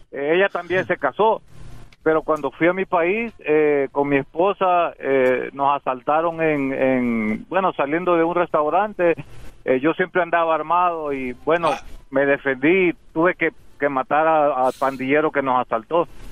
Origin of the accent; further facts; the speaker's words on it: El Salvador; now in United States; yo soy salvadoreño